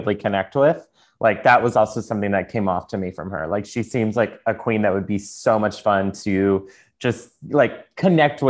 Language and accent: English; the South, United States; I'm a queen from the South